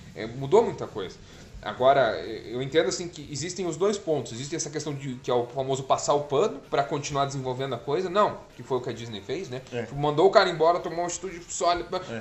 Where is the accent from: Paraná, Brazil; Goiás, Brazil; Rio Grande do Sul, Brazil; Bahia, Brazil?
Paraná, Brazil; Pitanga; na época de escola, assim, é, a gente... Pitanga tinha muitos bairros